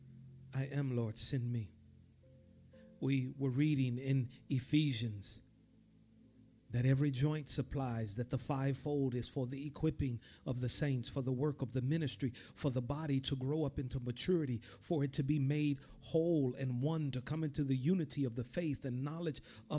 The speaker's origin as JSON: {"language": "English", "town": "Chicago", "region": "Illinois", "country": "United States", "said": "I'm from Chicago, Illinois"}